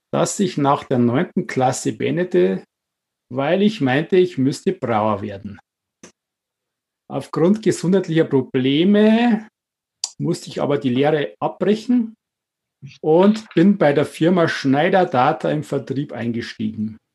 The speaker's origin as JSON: {"language": "German", "town": "Wartenberg", "region": "Bavaria", "country": "Germany", "tie": "born or raised there", "said": "Ich bin geboren 1970 in Wartenberg, aufgewachsen im Weierfeld."}